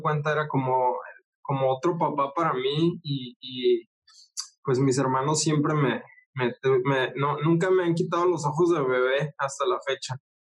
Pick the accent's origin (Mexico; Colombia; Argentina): Mexico; Ciudad Juárez, Chihuahua; moved away as an adult; now in Tijuana, Mexico; soy de Ciudad Juárez, Chihuahua, acá en México. Ah, pero ahorita vivo en Tijuana, Baja California